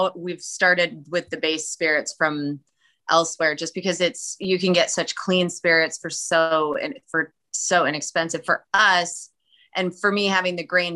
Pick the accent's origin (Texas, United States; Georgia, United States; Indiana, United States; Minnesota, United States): Minnesota, United States; moved away; I'm originally a Minnesotan